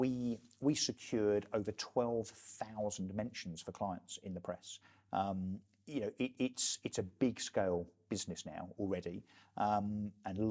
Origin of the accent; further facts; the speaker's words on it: Brentwood, East of England, United Kingdom; I was an elected councillor in my hometown of Brentwood